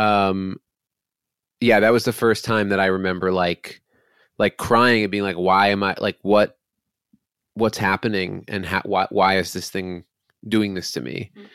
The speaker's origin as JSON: {"language": "English", "area": "Westchester", "region": "New York", "country": "United States", "tie": "born or raised there", "said": "I grew up in Westchester, uh, right outside Manhattan"}